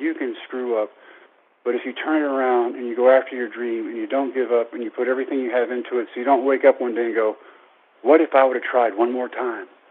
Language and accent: English; Brownwood, Texas, United States; my hometown of Brownwood at Howard Payne University